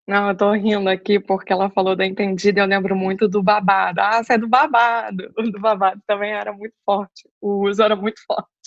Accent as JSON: {"language": "Portuguese", "region": "Rio de Janeiro", "country": "Brazil", "moved": "as an adult", "lives_now": "São Paulo, Brazil", "said": "eu sou carioca, estou é, morando em São Paulo faz um ano."}